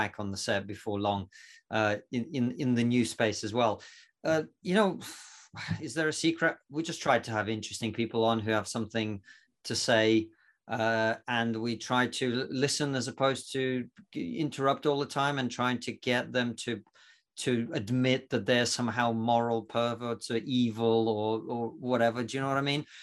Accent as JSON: {"language": "English", "country": "Russia", "moved": "yes", "lives_now": "United Kingdom", "said": "I'm actually not from Romania, uh, from, I'm from Russia."}